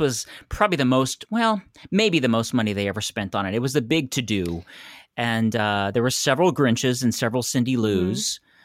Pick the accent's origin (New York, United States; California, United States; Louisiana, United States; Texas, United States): California, United States; San Francisco; moved away as an adult; also born or lived in Los Angeles; I'm from San Francisco, and I moved to L